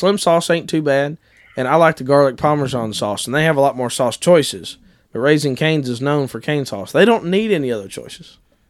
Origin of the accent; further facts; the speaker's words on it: Ohio, United States; We've ate Lee's many times growing up in Ohio